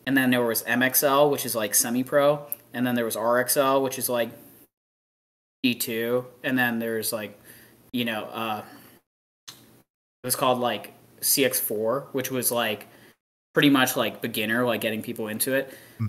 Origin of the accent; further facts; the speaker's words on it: Texas, United States; it would be cool to be playing an NXL in Texas and have Texas be my home state